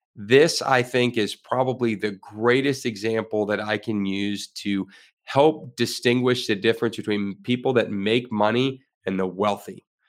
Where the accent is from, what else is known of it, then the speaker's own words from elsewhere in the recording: Florida, United States; I am a Florida resident. I have been my whole life